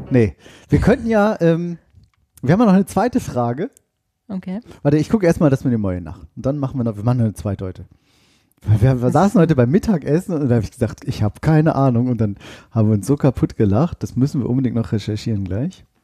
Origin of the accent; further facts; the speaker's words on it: Oldenburg, Lower Saxony, Germany; Das sagt man in meiner Heimat, ja. Tatsächlich, in meiner Heimatstadt Oldenburg sagt man ja immer Moin, Moin zu jeder Tages- und Nachtzeit.